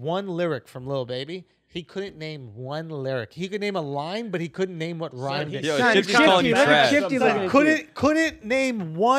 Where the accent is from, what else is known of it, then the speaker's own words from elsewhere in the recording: Atlanta, Georgia, United States; I'm from Atlanta. I don't got no tattoos.